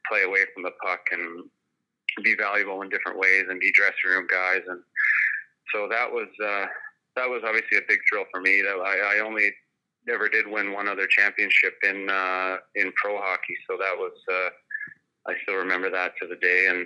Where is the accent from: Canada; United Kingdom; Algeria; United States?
United States; Wilcox; I just feel proud to have been from there, and um, you know, growing up in Wilcox, you're kind of uh, involved in everything there.